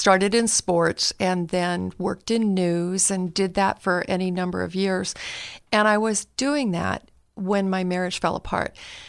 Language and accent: English; Palo Alto, California, United States; Well, you know, I grew up in Northern California, one of three kids, the middle child, lived in Palo Alto.